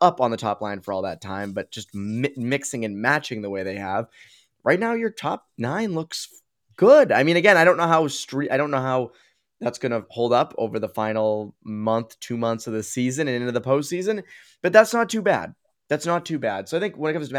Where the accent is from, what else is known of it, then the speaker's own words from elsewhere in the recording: Boston, Massachusetts, United States; we're from Boston